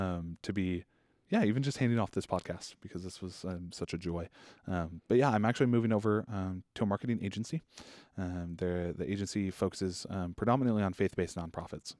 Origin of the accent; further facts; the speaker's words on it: Boise, Idaho, United States; I was born and raised in Boise